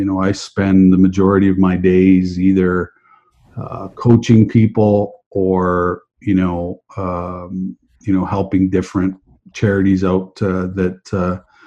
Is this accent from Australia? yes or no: no; Western Canada, Canada; I grew up in Western Canada